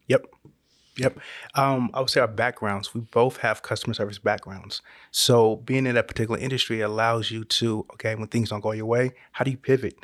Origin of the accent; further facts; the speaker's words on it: Northern California, United States; moved away as an adult; now in Georgia, United States; we're originally from Northern California